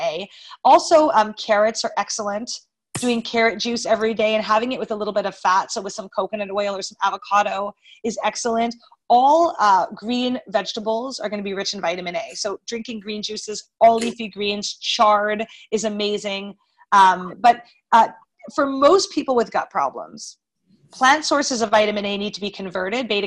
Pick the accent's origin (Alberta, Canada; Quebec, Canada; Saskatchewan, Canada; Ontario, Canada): Quebec, Canada; Montreal; moved away as an adult; also born or lived in Florida; I'm from Montreal